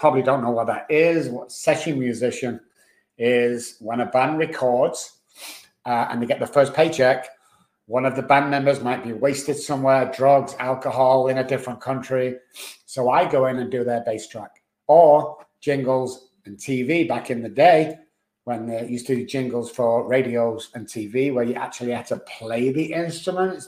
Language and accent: English; Manchester, North West England, United Kingdom; moved away as an adult; also born or lived in Oxford / London / Dallas; now in San Antonio, United States; born in Manchester, then went down to Oxford to be educated, come back to Manchester, went down to London, and then eventually got over to Dallas